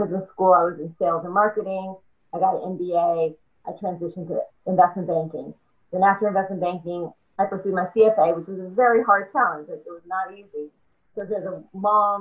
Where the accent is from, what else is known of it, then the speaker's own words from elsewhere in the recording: small town near Grambling, Louisiana, United States; moved away; I'm from Louisiana, as you know, from a small town near Grambling, Louisiana